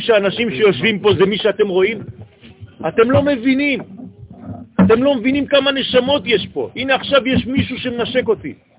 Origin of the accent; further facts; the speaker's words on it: Israel; אני גם נולדתי פה